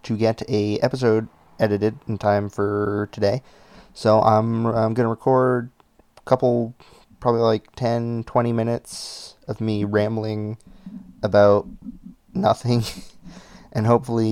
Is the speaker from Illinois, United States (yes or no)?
no; Massachusetts, United States; we're from Massachusetts